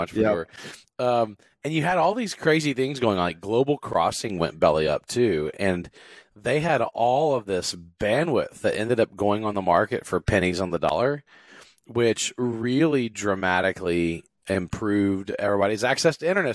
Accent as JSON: {"language": "English", "region": "South Louisiana", "country": "United States", "tie": "born or raised there", "also_born_or_lived": "Texas", "moved": "yes", "said": "I grew up in South Louisiana"}